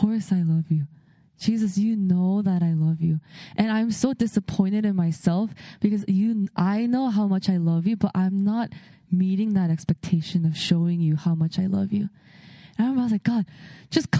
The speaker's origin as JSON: {"language": "English", "region": "California", "country": "United States", "tie": "born or raised there", "said": "I grew up in California"}